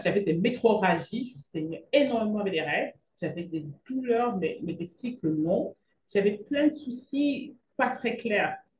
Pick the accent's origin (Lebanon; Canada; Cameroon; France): Cameroon; moved away; also born or lived in Belgium; je suis originaire du Cameroun